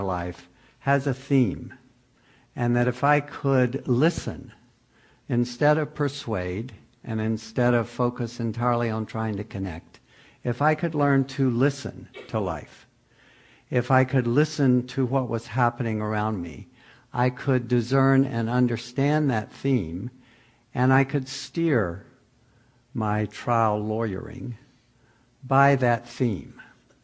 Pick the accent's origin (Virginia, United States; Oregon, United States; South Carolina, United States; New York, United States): South Carolina, United States; Pickens County; moved away as an adult; now in California, United States; I'm from Pickens County, South Carolina, and come from about 8 or 9 generations of Southern Baptist preacher